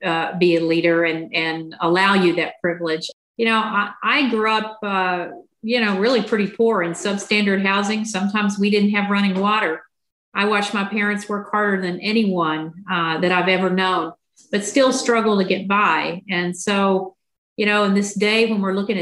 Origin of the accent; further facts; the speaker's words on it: Southwest Virginia, United States; now in San Diego, United States; I grew up in Southwest Virginia in a rural community, pretty conservative part of the state of Virginia